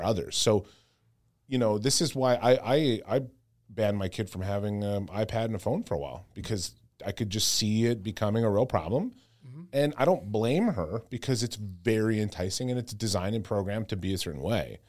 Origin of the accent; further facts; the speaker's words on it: Canada; I'm so Canadian